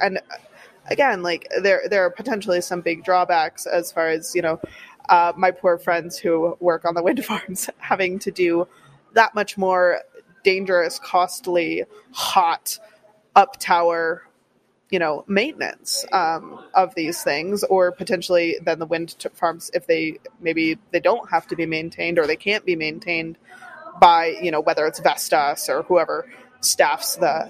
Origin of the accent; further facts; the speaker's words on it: Wisconsin, United States; Here, and you know, growing up in Wisconsin, same deal.